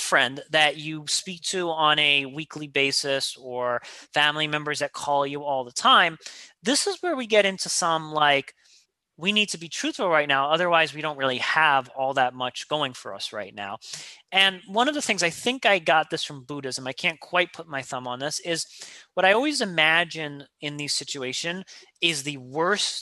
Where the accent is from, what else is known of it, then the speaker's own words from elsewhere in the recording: New York, United States; I'm a New Yorker